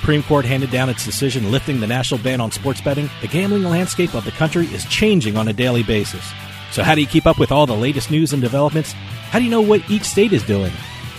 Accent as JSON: {"language": "English", "region": "New Jersey", "country": "United States", "tie": "born or raised there", "said": "Growing up in New Jersey"}